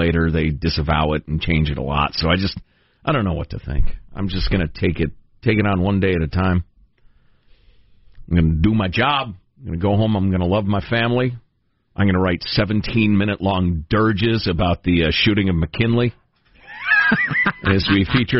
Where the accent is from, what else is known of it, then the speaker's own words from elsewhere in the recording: Italy; I was born in Italy myself.